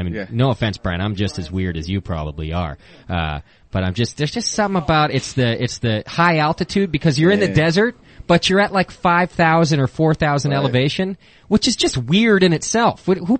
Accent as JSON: {"language": "English", "town": "Hesperia", "region": "California", "country": "United States", "moved": "yes", "said": "I'm from Hesperia."}